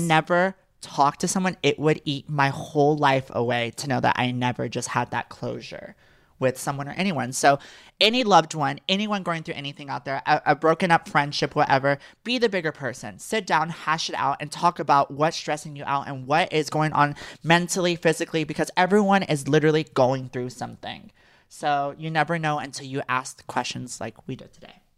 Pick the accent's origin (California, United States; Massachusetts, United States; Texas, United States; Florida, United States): Texas, United States; I am from Texas, and I will always be a Texas girl at heart.